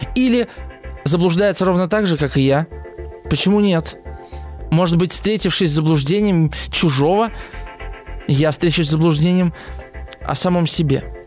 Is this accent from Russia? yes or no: yes; Moscow, Russia; я москвич